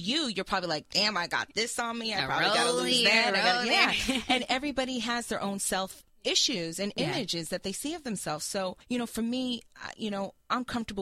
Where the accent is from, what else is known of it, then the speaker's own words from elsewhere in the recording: West Coast, United States; I am from the West Coast